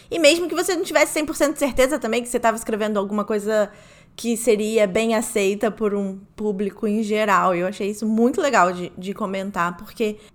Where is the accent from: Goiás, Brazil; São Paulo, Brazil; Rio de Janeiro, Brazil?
Rio de Janeiro, Brazil; Como eu sou do Rio, você é de Belém, né?